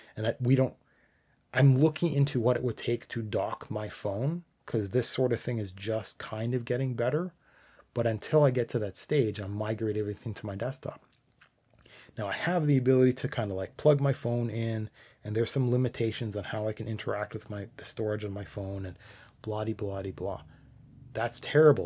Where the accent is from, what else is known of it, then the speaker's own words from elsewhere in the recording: Canada; I'm Canadian